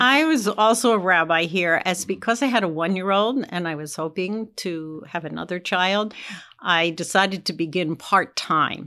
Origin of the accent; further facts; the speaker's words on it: East Coast, United States; moved away as an adult; now in Indianapolis, United States; I was from the East Coast